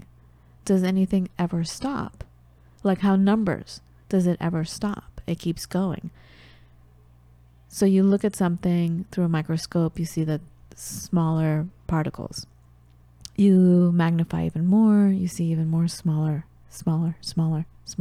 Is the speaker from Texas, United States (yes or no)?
no; Los Angeles, California, United States; accent: American; growing up in the United States